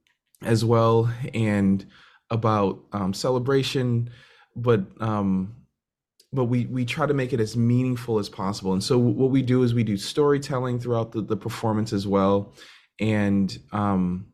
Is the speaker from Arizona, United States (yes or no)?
no; Randolph, Massachusetts, United States; I am from just outside of Boston, Massachusetts, in a town called Randolph, Massachusetts